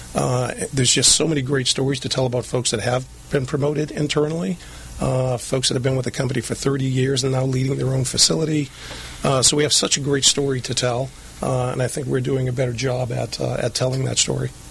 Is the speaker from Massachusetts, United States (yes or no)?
yes; Lynn, Massachusetts, United States; moved away as an adult; now in Southern California, United States; I grew up right outside of Boston, a place called Lynn, Massachusetts.